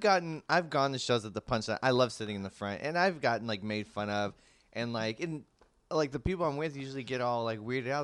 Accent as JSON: {"language": "English", "town": "San Francisco", "region": "California", "country": "United States", "tie": "born or raised there", "said": "San Francisco, my hometown"}